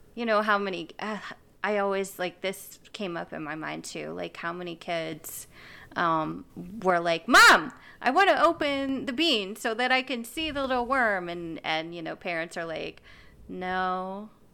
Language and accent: English; United States; I'm speaking as an American